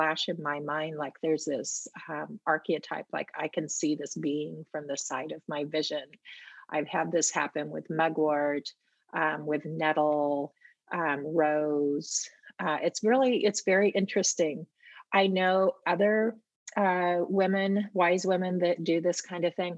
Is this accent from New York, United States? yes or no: no; Portland, Oregon, United States; also born or lived in Mount Hood; I grew up in Portland